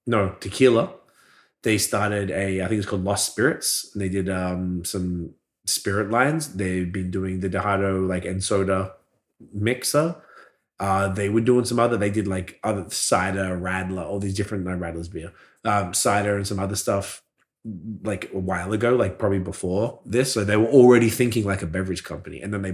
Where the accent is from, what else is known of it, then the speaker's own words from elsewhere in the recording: Australia; moved away; we grew up with those in Australia.